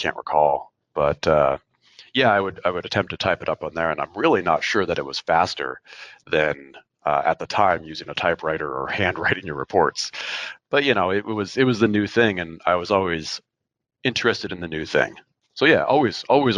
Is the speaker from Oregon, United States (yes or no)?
yes; Oregon, United States; now that I'm much closer to Portland than where I grew up in Oregon